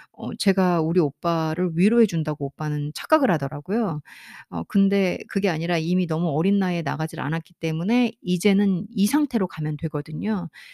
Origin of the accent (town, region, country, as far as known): South Korea; first language Korean